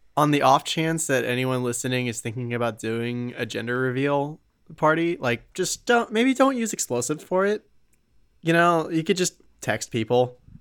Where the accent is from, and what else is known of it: United States